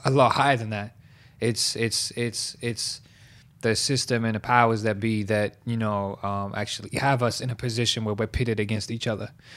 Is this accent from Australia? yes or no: yes; Liverpool, New South Wales, Australia; I used to host battles in Southwest Sydney where I was born and raised in Liverpool